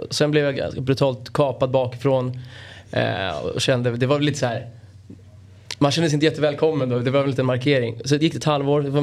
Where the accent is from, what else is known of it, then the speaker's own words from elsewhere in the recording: Stockholm, Stockholm County, Sweden; jag är från, från Bromma precis på gränsen till Solna. Eh, mitt emot Huvudsta.